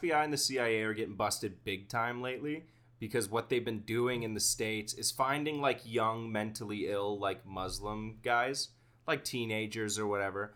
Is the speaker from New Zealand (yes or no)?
no; Canada; as a Canadian